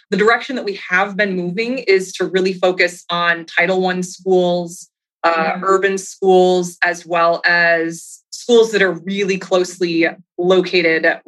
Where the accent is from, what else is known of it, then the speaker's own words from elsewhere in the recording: Minnesota, United States; now in Tennessee, United States; I grew up in the Midwest in Minnesota